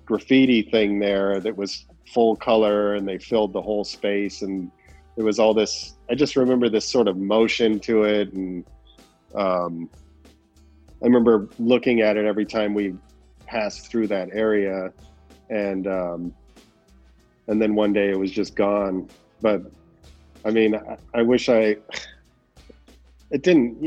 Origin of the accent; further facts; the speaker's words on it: a suburb north of the Valley, outside Los Angeles, California, United States; I was born in in the Valley, and it's like outside of Los Angeles, and then ended up moving further north to a suburb and when I was five.